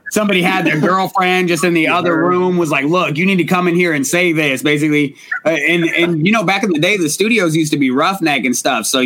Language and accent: English; Portland, Oregon, United States; also born or lived in Riverside, California; I grew up in Portland, Portland, Oregon.